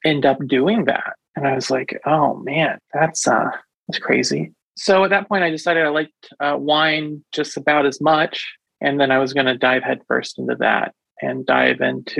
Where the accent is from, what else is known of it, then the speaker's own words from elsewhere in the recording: Indianapolis, Indiana, United States; moved away as an adult; also born or lived in Buffalo, New York; I'm from Indianapolis originally